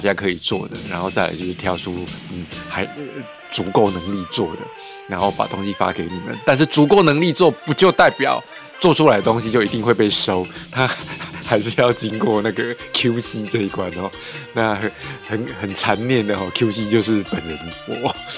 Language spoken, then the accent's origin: Chinese; Taiwan; 今天呢，是我们台湾人嘛，哦，过农历年